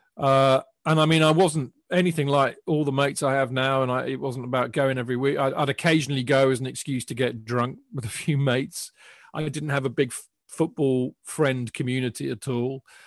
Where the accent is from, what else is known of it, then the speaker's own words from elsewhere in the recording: Hampshire, South East England, United Kingdom; I grew up down in Hampshire